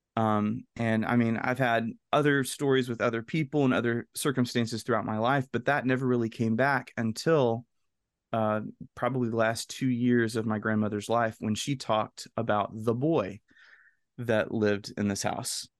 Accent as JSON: {"language": "English", "region": "the South", "country": "United States", "tie": "born or raised there", "said": "kid growing up in the South"}